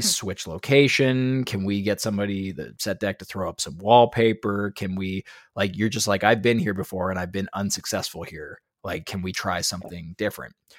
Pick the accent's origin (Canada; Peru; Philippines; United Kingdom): Canada; I'm from Canada